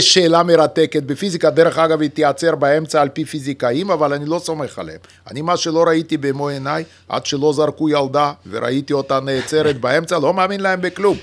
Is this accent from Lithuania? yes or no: yes; Lithuania; accent: Russian; first language Yiddish; Hebrew is a second language; now in Israel; שגם היא שפת האם שלי, פשוט גדלתי בליטא